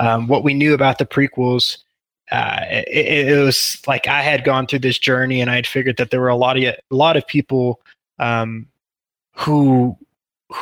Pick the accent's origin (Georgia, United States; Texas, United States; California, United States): Texas, United States; also born or lived in Pittsburgh, Pennsylvania; I've lived in Texas, large portion of my life